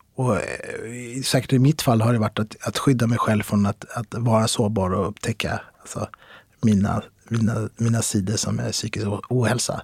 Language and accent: Swedish; Stockholm, Stockholm County, Sweden; jag är uppväxt i Kista, mina föräldrar kommer från Marocko